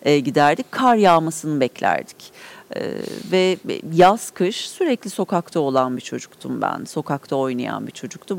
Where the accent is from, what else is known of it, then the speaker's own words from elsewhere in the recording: Ankara, Turkey; Mebus evlerinde büyüdüm.